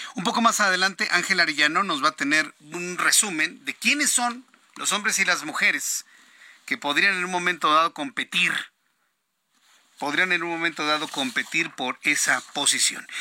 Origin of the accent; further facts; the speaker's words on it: Mexico; como mexicanos